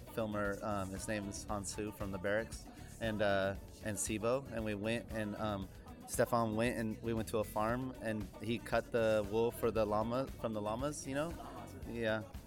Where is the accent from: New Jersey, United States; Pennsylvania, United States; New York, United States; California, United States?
California, United States; Sacramento; we're from Sacramento, and Sacramento has such a amazing skate culture